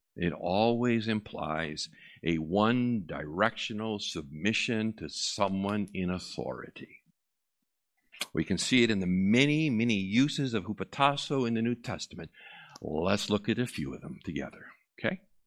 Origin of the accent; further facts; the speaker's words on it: Massachusetts, United States; I am from Massachusetts